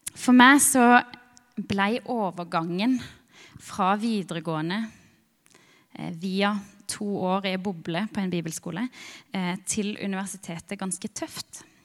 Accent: Birkeland, Agder, Norway; jeg kommer fra Birkeland. Ei lita, veldig sjarmerende bygd

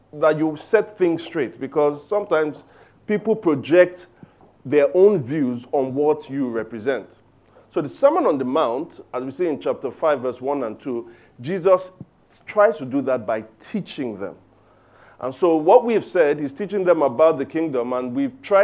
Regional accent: Lagos, Nigeria; I grew up in Surulere. In fact, in a place called Aguda. Surulere. All right, so Aguda Surulere, fantastic upbringing

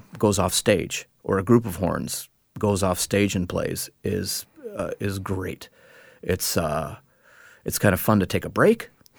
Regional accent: Minneapolis, Minnesota, United States; I grew up in Minneapolis

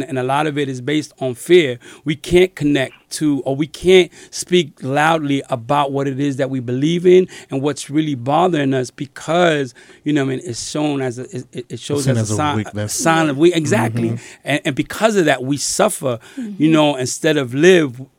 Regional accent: New York City, New York, United States; as a Puerto Rican man growing up in New York City

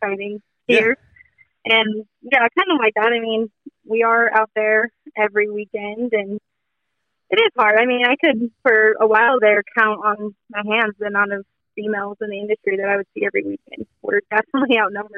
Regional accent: Fernley, Nevada, United States; moved away as an adult; also born or lived in Sacramento / Southern California; I'm originally from a little town called Burnley outside of Reno, Nevada

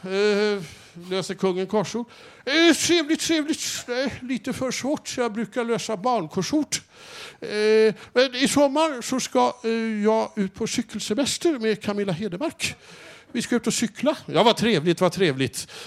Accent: Norrland, Sweden; Upp, hemma i Norrland, jag måste fråga. Där slänger vi inte in massa frukter och massa och, otyg på plan. Där slänger vi in norrlän, pitepalt och, och surströmming.

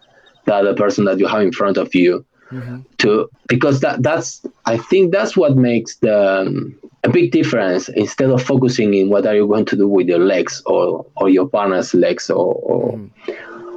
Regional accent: Argentina; accent: Argentinian; English is a second language; moved away; anybody who knows an Argentinian will say, yeah, he is Argentinian. Not because I can, because of my accent

